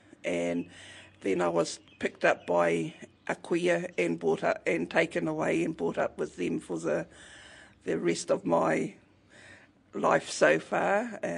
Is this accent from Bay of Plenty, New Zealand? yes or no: yes; Rotorua, Bay of Plenty, New Zealand; I was born here in Rotorua, up on Pukero Hill. The ancestral home of Ngāti Whakaue.